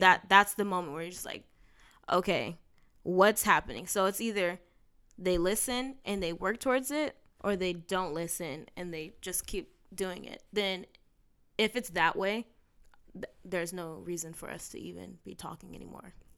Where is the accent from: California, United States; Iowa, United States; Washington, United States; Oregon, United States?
California, United States; San Bernardino; my hometown